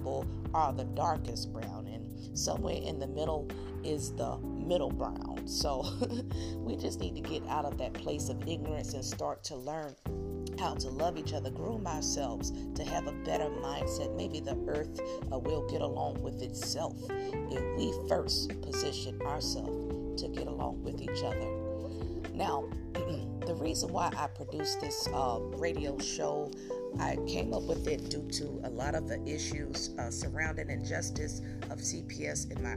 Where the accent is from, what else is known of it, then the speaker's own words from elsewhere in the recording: Newark, New Jersey, United States; also born or lived in Virginia; now in Plano, United States; I'm a native of Newark, New Jersey, born out of Jersey City, however, but I was raised in Newark, shipped over to Virginia